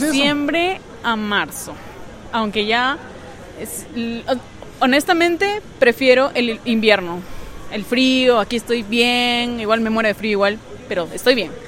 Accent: Peru

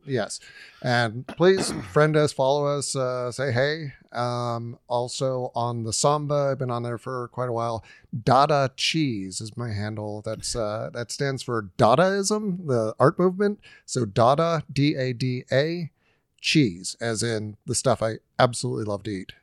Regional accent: Huntington Beach, California, United States; moved away; I grew up in Huntington Beach

